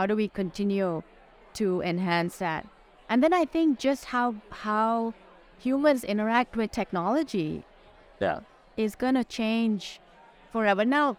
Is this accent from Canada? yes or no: no; India; now in United States; I grew up in India. But I've lived in the U.S. for almost 40 years now.